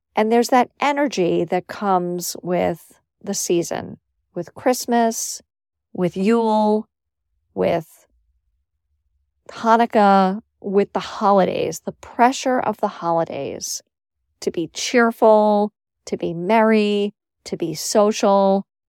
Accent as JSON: {"language": "English", "town": "New York City", "region": "New York", "country": "United States", "tie": "born or raised there", "also_born_or_lived": "Syracuse", "moved": "as an adult", "said": "where I grew up in New York City"}